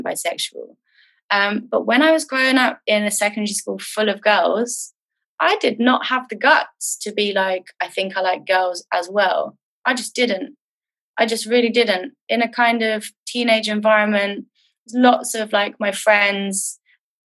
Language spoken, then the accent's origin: English; London, United Kingdom; I grew up in London. North London.